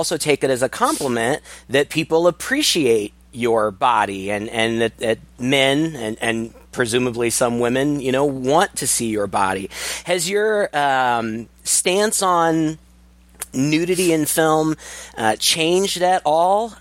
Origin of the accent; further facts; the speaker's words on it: Kirksville, Missouri, United States; we're both from Missouri, and that's where we met is in my hometown of Kirksville, Missouri